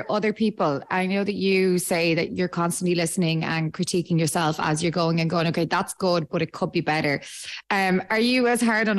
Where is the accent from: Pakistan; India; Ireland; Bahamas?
Ireland; I'm not just being biased because I am Irish